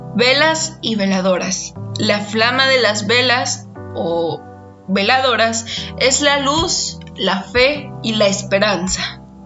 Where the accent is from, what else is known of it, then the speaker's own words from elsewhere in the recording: Mexico; sucede en mi país cada año. Y se trata de la celebración del Día de Muertos